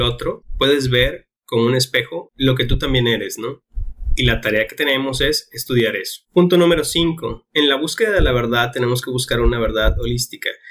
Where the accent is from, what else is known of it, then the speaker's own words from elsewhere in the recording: Mexico; nosotros como mexicanos estamos aquí